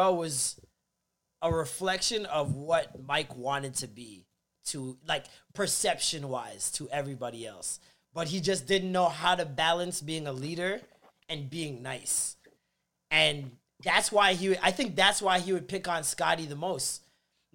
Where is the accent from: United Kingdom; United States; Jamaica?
Jamaica; a Jamaican